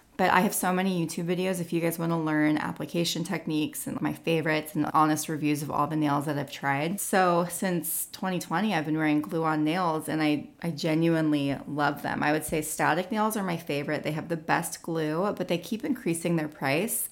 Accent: California, United States; now in Nashville, United States; I'm from California

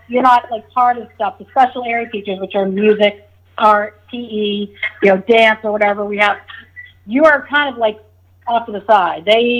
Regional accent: Rye, United States; Probably on the boat, fishing. Yeah, fishing for lobsters off the dock.

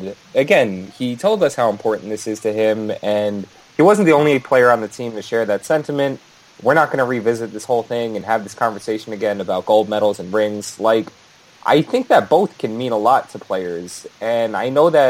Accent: United States; I am American

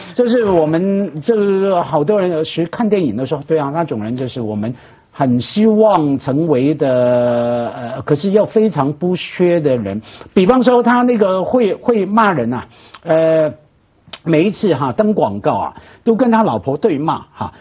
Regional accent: Hong Kong; 我们香港人

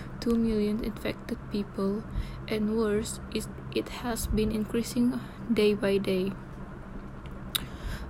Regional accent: Sabah, Malaysia; moved away as an adult; my hometown in Sabah

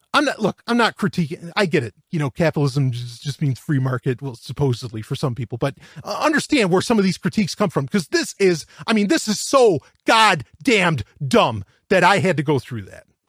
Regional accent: New York, United States; I'm from New York.

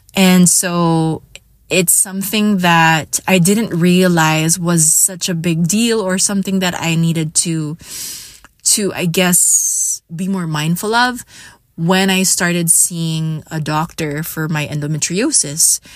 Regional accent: Iloilo City, Western Visayas, Philippines; I am from Iloilo City

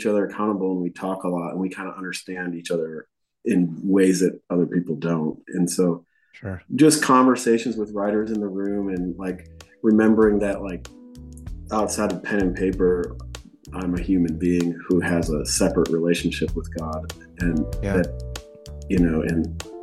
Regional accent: Buffalo, New York, United States; moved away as an adult; now in Nashville, United States; we grew up in Buffalo

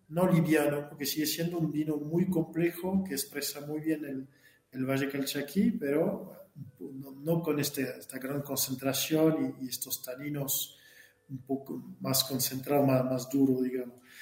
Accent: Burgundy, Bourgogne-Franche-Comté, France; Spanish is a second language; moved away as an adult; now in Argentina; nací en Borgoña

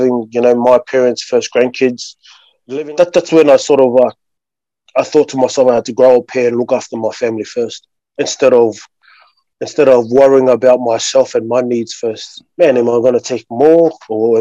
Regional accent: Sydney, New South Wales, Australia; I've always grown up in Sydney, man, you know, like with myself, a Tongan background, but I was born in Australia

